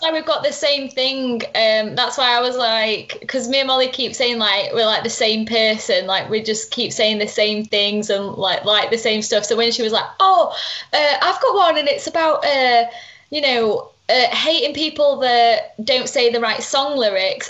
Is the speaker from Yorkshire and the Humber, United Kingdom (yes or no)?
yes; Sheffield, Yorkshire and the Humber, United Kingdom; in Sheffield talk, where we're from